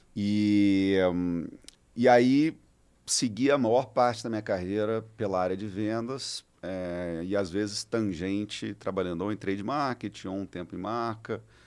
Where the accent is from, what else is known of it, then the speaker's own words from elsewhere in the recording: Espírito Santo, Brazil; moved away; also born or lived in São Paulo; Eu sou capixaba